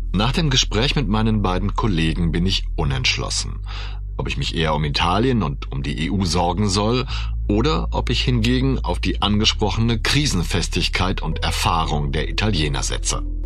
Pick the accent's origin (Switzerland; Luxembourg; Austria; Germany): Germany; Ich bin ja Deutscher